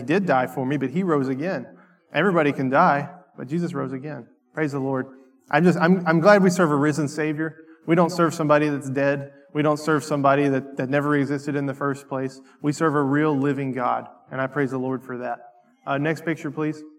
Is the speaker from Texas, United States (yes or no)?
no; North Carolina, United States; moved away; I grew up in the middle of nowhere in North Carolina